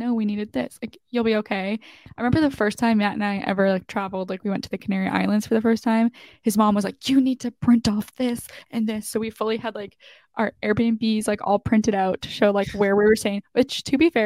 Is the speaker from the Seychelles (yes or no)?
no; Canada; I'm literally from Canada